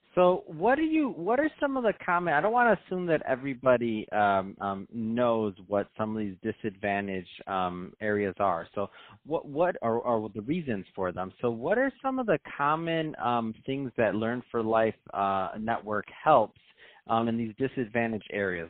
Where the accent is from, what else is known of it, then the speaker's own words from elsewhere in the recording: Michigan, United States; I'm from Michigan.